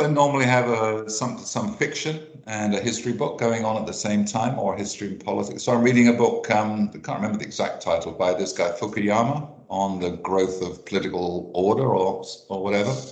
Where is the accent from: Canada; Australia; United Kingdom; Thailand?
United Kingdom; England; I'm English